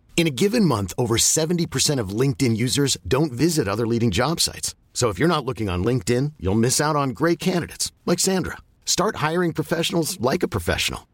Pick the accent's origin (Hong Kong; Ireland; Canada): Canada; Edmonton, Alberta; growing up in Edmonton